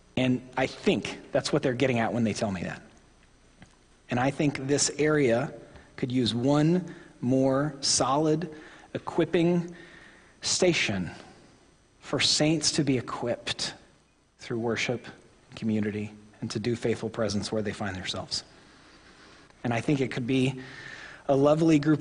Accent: Oklahoma, United States; I am from Oklahoma

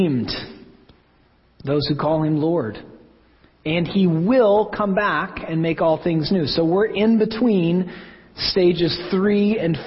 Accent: Oklahoma, United States; moved away as an adult; also born or lived in St. Louis, Missouri; now in Connecticut, United States; I'm from Oklahoma

